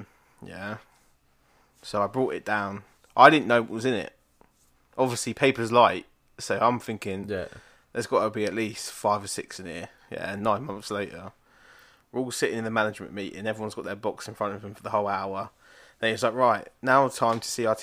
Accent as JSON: {"language": "English", "country": "United Kingdom", "said": "we're from Britain"}